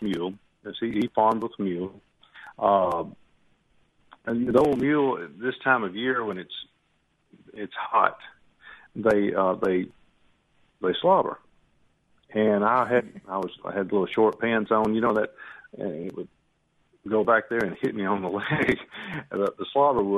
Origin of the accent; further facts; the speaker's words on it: Hernando, Mississippi, United States; we are from Hernando